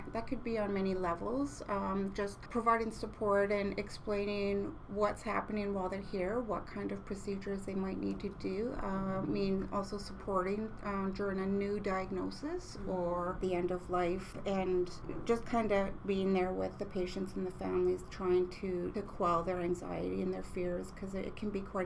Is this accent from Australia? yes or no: no; Kamloops, British Columbia, Canada; I'm from the Sinc First Nation, and I've lived and grew up in Kamloops